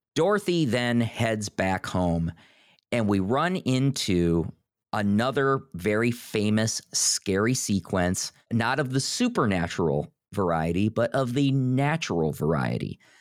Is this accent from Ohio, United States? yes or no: yes; Northeast Ohio, United States; you and I grew up in sort of the Midwest. We grew up in Northeast Ohio.